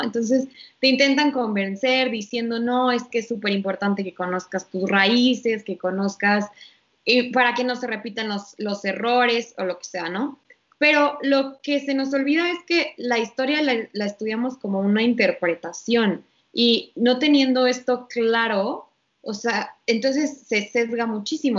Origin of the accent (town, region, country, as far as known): Mexico